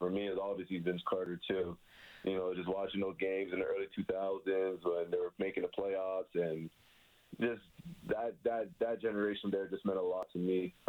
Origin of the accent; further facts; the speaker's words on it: Toronto, Ontario, Canada; I grew up in Scarborough